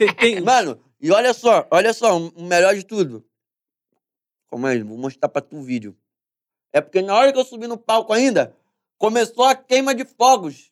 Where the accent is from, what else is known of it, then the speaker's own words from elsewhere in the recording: Brazil; Eu nunca saí do Brasil